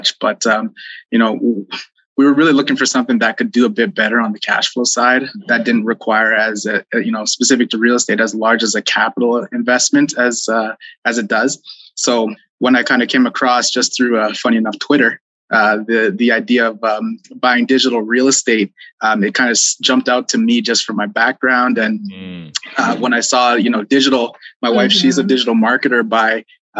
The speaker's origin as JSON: {"language": "English", "town": "Toronto", "region": "Ontario", "country": "Canada", "tie": "born or raised there", "moved": "yes", "lives_now": "Alberta, Canada", "said": "We're born and raised in Toronto"}